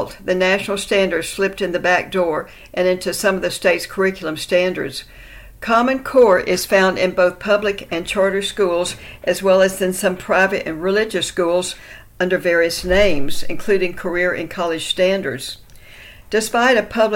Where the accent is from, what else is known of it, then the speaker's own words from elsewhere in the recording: Texas, United States; In Texas, my home state